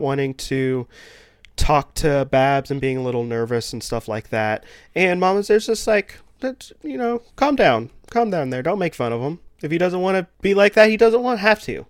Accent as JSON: {"language": "English", "region": "the South", "country": "United States", "tie": "born or raised there", "said": "I also live in the south and grew up in the holler"}